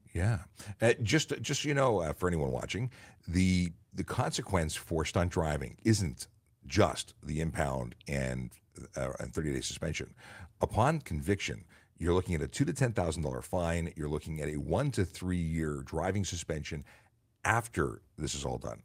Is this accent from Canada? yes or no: yes; Canada; we're Canadian